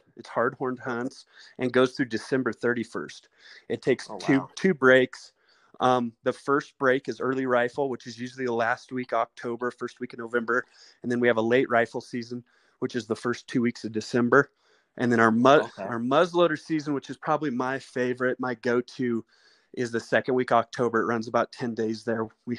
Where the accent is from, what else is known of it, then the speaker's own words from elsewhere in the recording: Eastern Colorado, United States; I grew up out there in Eastern Colorado.